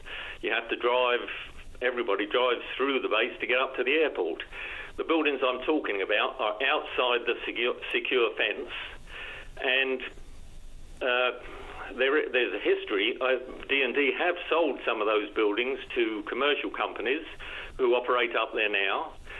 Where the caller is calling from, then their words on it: Happy Valley-Goose Bay, Newfoundland and Labrador, Canada; I'm calling from Goose Bay.